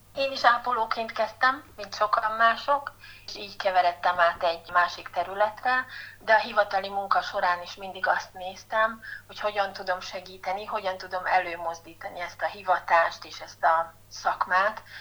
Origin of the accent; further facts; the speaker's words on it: Miskolc, Borsod-Abaúj-Zemplén, Hungary; moved away as an adult; also born or lived in Budapest; Miskolci vagyok, és szeretem ezt a várost, szeretek itt élni